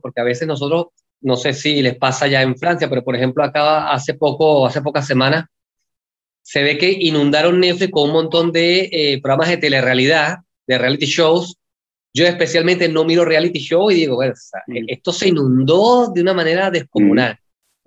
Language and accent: Spanish; Venezuela; moved away as an adult; now in Buenos Aires, Argentina; yo, que soy extranjero, que soy venezolano